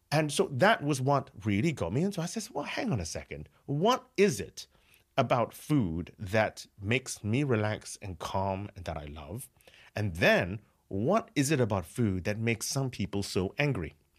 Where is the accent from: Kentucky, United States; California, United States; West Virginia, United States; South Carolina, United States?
California, United States; San Francisco; moved away as an adult; now in Cambridge, United Kingdom; I'm from San Francisco. Um, that's where I did my high school.